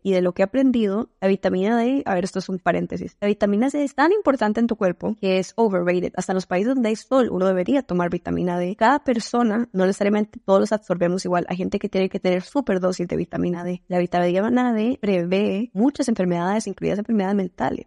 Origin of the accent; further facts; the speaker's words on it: Colombia; moved away; en Colombia solo decimos ser bien entrón